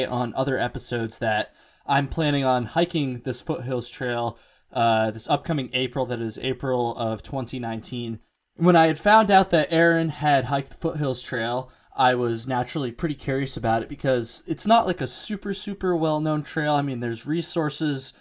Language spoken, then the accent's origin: English; Vermont, United States; I'm from Vermont